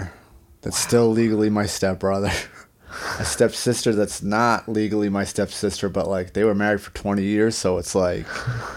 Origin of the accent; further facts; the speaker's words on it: Boston, Massachusetts, United States; also born or lived in Wrentham, Massachusetts; I grew up in South Boston until I was 9, and then I moved to Wrentham.